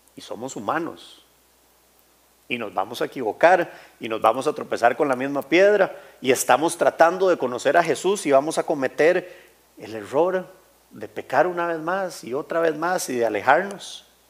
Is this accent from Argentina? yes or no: no; Costa Rica; yo nací aquí en Costa Rica y crecí, así, cuarenta y tantos años